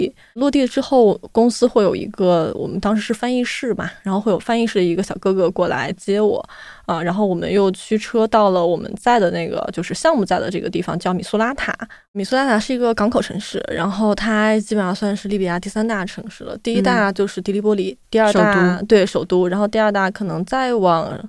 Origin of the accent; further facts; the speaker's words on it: Yinchuan, Ningxia, China; 因为我的家乡是在西北的一个城市，叫银川，嗯，它是在宁夏回族自治区。然后从小其实身边的穆斯林朋友会比较多